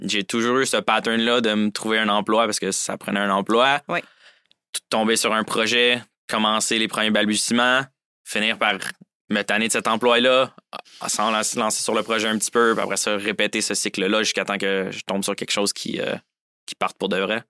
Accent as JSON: {"language": "French", "town": "Saint-Jérôme", "region": "Quebec", "country": "Canada", "moved": "as an adult", "said": "je viens plus précisément de Saint-Jérôme, sur la rive nord de Montréal"}